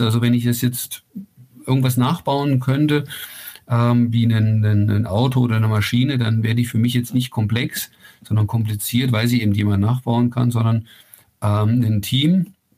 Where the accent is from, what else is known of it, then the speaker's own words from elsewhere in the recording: Ilmenau, Thuringia, Germany; now in near Rosenheim, Germany; gebürtig komme ich aus Thüringen, das ist ja ganz in deiner Nähe da, äh, aus, aus Ilmenau